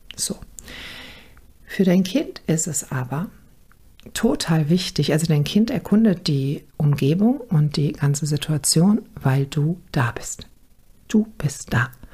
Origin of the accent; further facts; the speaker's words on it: Germany; also born or lived in Düsseldorf area, North Rhine-Westphalia; bei uns in Deutschland